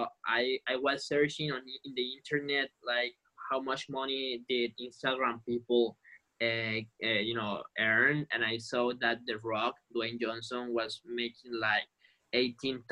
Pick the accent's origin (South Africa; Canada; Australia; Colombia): Colombia; first language Spanish; English is a second language; now in Italy; I'm from Colombia and I grew up in Colombia